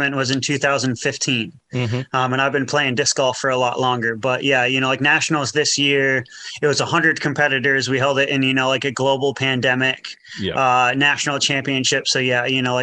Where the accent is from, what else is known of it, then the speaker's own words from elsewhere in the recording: United States; now in New Zealand; I grew up in the States and, you know, like was in the States most of my life